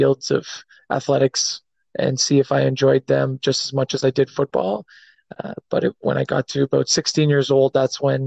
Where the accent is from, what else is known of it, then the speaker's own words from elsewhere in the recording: Ottawa, Ontario, Canada; born and raised in Ottawa, Ontario